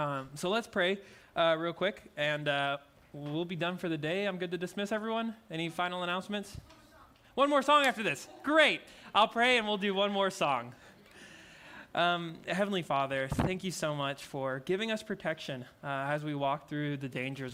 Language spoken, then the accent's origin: English; Louisiana, United States; I'm from Louisiana